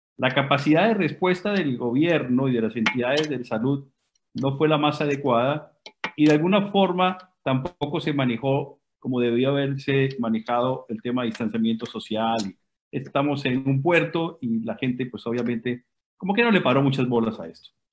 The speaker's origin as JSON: {"language": "Spanish", "country": "Colombia", "also_born_or_lived": "Ecuador", "moved": "yes", "lives_now": "Guayaquil, Ecuador", "said": "nosotros somos colombianos, eh, llevamos 24 eh, años ya en Ecuador"}